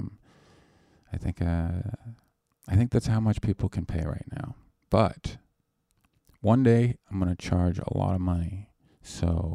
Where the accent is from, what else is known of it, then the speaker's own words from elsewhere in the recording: Canada; now in United States; I'm Canadian.